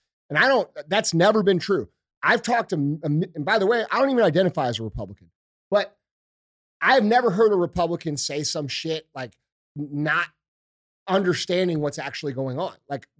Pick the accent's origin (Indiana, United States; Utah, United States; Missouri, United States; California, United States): Missouri, United States; St. Louis; I'm from St. Louis, okay? We have a very large black population here.